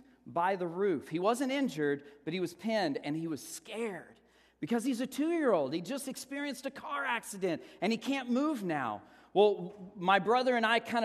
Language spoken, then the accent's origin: English; Texas, United States; we're from Texas